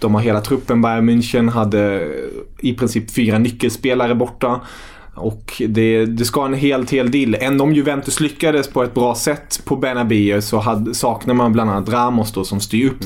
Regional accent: Kalmar, Kalmar County, Sweden; moved away as an adult; now in Stockholm, Sweden; jag är uppvuxen i, i Kalmar

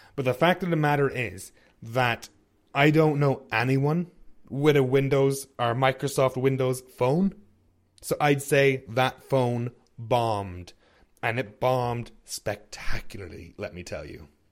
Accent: Ireland; now in Canada; I'm from Ireland. I live in Canada

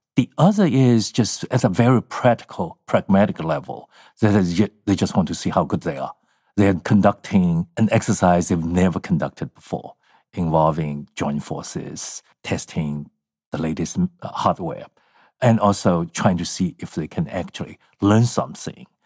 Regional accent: China; now in United States; I grew up in the Maoist era.

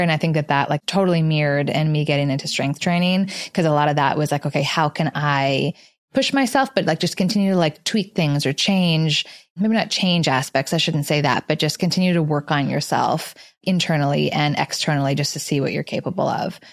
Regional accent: Canada; moved away as an adult; also born or lived in Los Angeles, United States; now in New York, United States; So I grew up in Canada, went to school in Los Angeles, and I moved to New York.

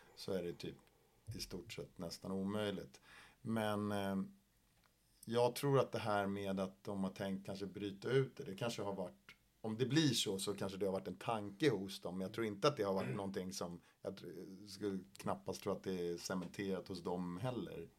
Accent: Sweden; jag är ensam svensk i min åldersgrupp

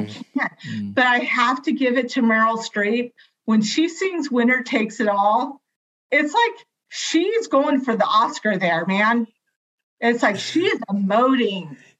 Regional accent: California, United States; I I'm from California. I bleed Dodger blue.

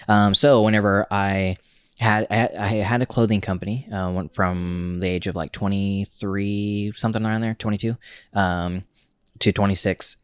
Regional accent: Oklahoma, United States; moved away as an adult; also born or lived in Tulsa; now in New York, United States; we're from Oklahoma

